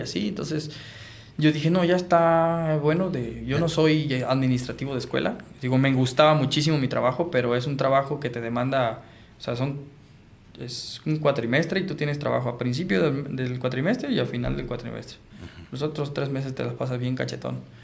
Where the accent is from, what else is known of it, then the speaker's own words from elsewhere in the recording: Sinaloa, Mexico; moved away as an adult; now in Tijuana, Mexico; soy bien sinaloense